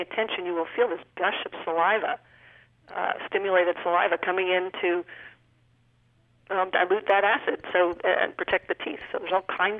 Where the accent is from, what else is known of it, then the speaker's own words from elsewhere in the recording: New Hampshire, United States; moved away; when I was a child in New Hampshire, no ethnic cuisine whatsoever. Now you go back to my hometown